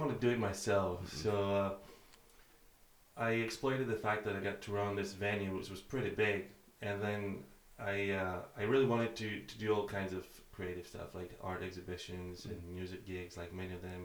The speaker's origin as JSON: {"language": "English", "town": "Athens", "region": "Attica", "country": "Greece", "tie": "born or raised there", "moved": "as an adult", "lives_now": "Aberdeen, United Kingdom", "said": "I'm from Athens, Greece"}